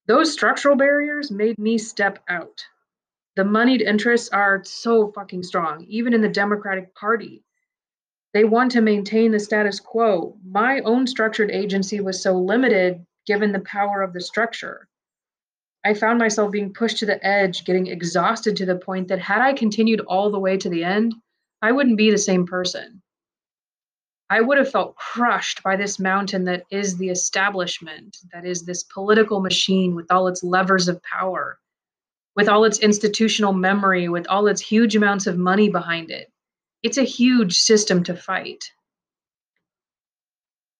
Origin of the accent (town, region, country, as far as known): United States; first language Persian; English is a second language